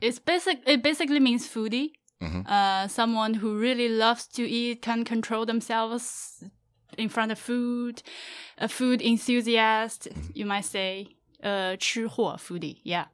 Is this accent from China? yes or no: yes; China; English is a second language; moved away; also born or lived in Canada; growing up in China